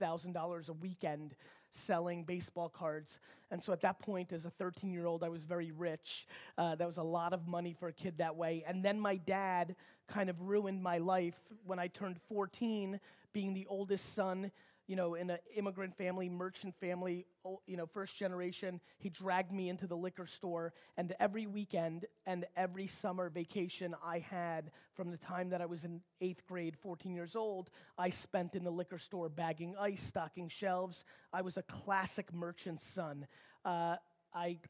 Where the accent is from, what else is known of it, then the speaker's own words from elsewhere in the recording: New York City, New York, United States; also born or lived in Babruysk, Belarus; I grew up in a very immigrant upbringing, 6, 7, 8 family members in a studio apartment in Queens, New York.